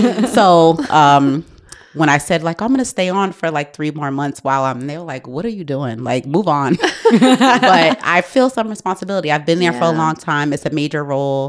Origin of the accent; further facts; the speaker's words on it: Albany, New York, United States; moved away; I grew up in a neighborhood in Albany